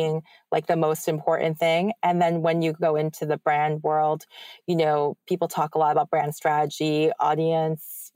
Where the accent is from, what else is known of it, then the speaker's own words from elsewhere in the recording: New York, United States; as like a New Yorker